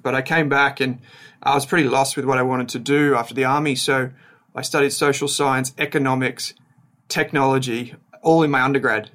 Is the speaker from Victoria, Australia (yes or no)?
yes; Melbourne, Victoria, Australia; also born or lived in Dandenong Ranges / Dandenong; I grew up in Melbourne's Outer East